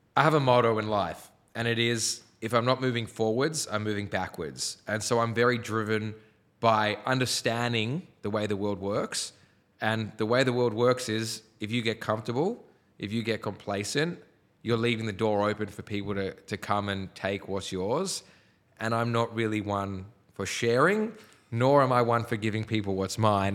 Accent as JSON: {"language": "English", "town": "Sydney", "region": "New South Wales", "country": "Australia", "said": "I was from the North Shore"}